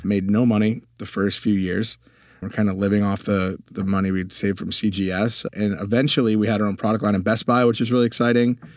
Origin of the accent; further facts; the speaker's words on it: Connecticut, United States; moved away as an adult; also born or lived in Europe; now in Texas, United States; grew up in Connecticut, lived in Europe for a little while for high school, came back to the U